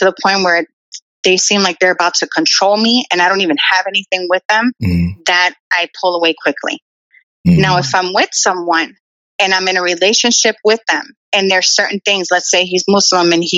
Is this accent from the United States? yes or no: yes; Midwest, United States; I was born in the Midwest.